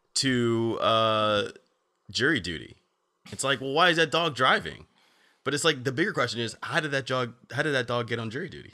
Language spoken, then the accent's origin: English; New Jersey, United States; I grew up in New Jersey